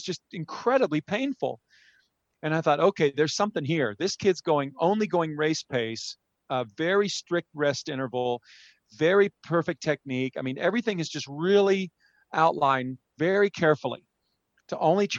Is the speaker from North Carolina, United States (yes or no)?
no; San Antonio, Texas, United States; San Antonio, my hometown